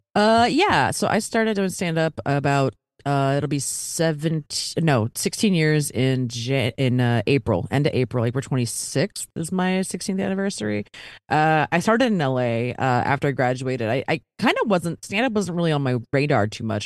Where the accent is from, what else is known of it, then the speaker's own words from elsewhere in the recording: Baltimore, Maryland, United States; moved away as an adult; also born or lived in Philadelphia; now in Los Angeles, United States; I'm from Baltimore originally, went to college in Philly, but then I moved out to L